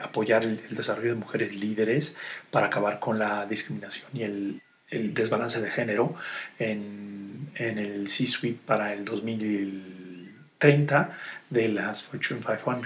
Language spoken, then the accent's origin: Spanish; Mexico; soy, soy el mexicano